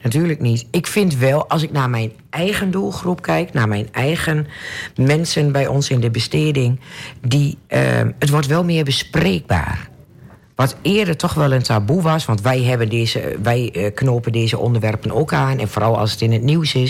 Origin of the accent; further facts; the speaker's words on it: Netherlands; Ik ben een echte Nederlander, een echte Hollandse.